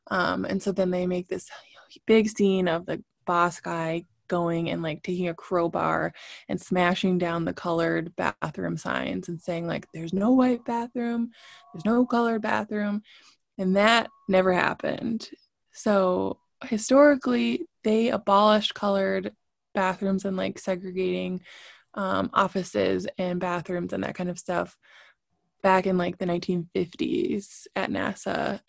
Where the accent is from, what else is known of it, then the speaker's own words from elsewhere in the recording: Brooklyn, New York, United States; I grew up in Brooklyn. I walked to school with people of all shapes and sizes and colors